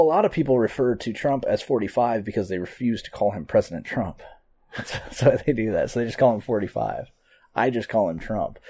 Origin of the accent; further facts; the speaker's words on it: United States; I'm an American